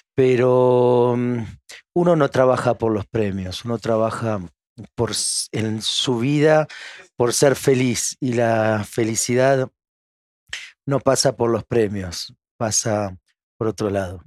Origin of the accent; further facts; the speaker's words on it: Argentina; moved away as an adult; now in France; Argentina la amo, es mi, es mi tierra